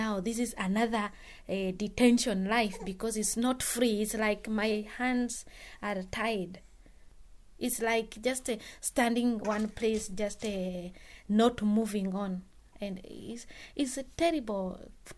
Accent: Bujumbura, Bujumbura Mairie, Burundi; moved away as an adult; now in England, United Kingdom; I come from Burundi, in Bujumbura area called Kamenge.

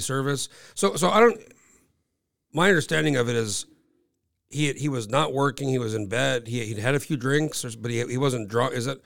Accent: Alaska, United States; I'm from, I'm from Alaska

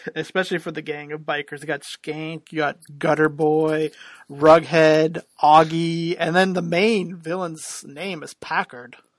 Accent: Canada; I'm Canadian

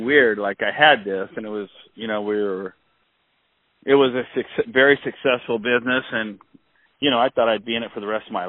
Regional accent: Northern California, United States; moved away as an adult; that's where I'm from.

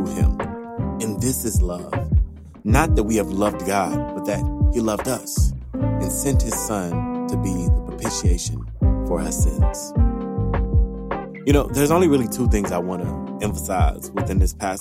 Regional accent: Louisiana, United States; I am from Louisiana. I'm a southerner to the core

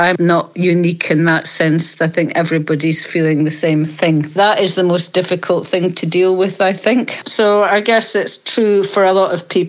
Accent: Edinburgh, Scotland, United Kingdom; moved away; I'm originally from Edinburgh.

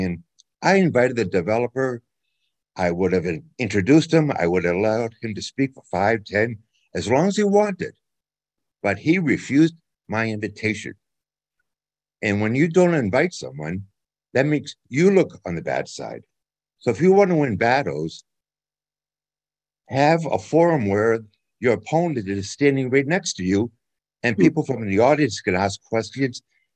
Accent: Boston, Massachusetts, United States; now in Iowa, United States; I grew up in the Boston area. I live in Iowa now

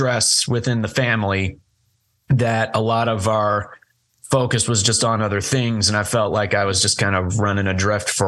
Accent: Kentucky, United States; also born or lived in Hopkinsville, Kentucky / Cadiz, Kentucky; I was born and raised in Hopkinsville for first 10 years of my life, then moved over to Katy's, which is only about 40 minutes west, I think. And then now I'm over in Murray, and I've never known living anywhere other than Kentucky

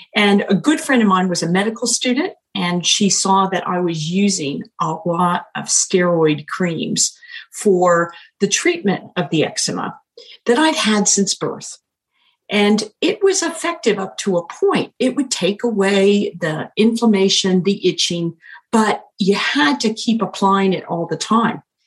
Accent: United States; moved away as an adult; now in New Zealand; an American by birth and culture and education

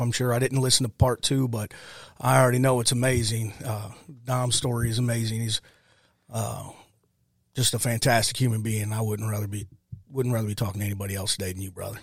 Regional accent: Ferguson, Missouri, United States; also born or lived in Granite City, Illinois / Texas; moved back from Texas to Ferguson, grew up, uh, Ferguson, Calverton Park area.

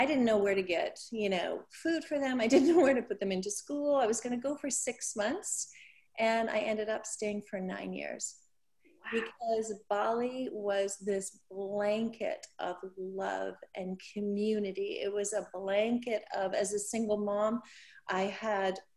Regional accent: Canada; now in United States; I grew up in Canada, very, very small town

